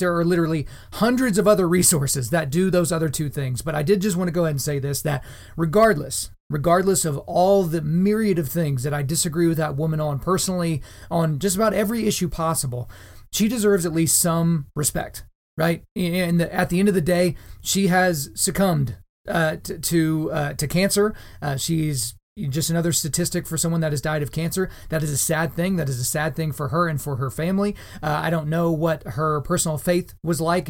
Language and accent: English; Oklahoma, United States; my home state of Oklahoma